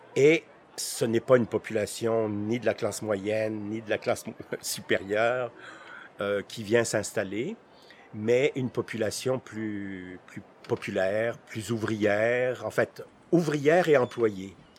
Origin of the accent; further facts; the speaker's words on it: Jura, Bourgogne-Franche-Comté, France; now in Montreal, Canada; je suis né dans le Jura, en France